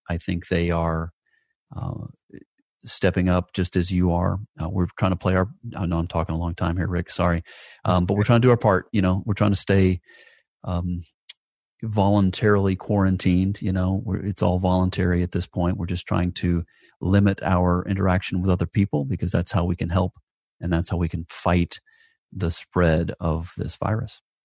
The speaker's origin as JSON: {"language": "English", "town": "Atlanta", "region": "Georgia", "country": "United States", "tie": "born or raised there", "said": "my hometown of, of Atlanta, Georgia"}